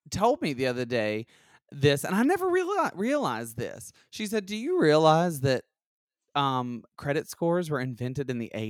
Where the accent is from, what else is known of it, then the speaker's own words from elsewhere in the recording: Alabama, United States; But I was from I grew up in Alabama